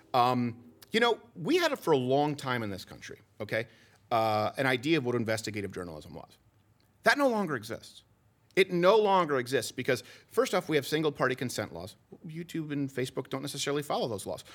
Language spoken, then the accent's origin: English; Canada; now in United States; I'm French Canadian